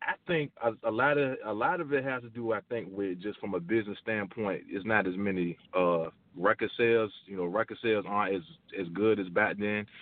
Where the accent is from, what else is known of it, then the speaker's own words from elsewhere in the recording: Virginia, United States; I'm originally from Virginia